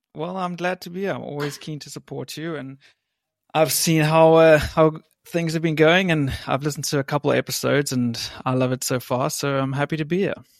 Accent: South Africa; moved away as an adult; also born or lived in West Virginia; now in England; I was born in England, grew up in South Africa, and I went to West Virginia on a college soccer scholarship

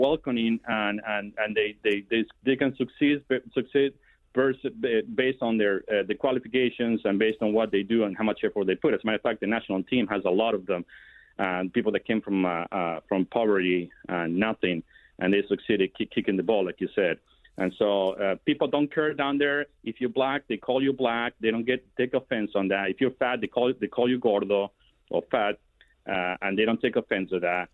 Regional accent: Argentina; moved away as an adult; now in Alexandria, Virginia, United States; I grew up in Argentina about 21 years down there

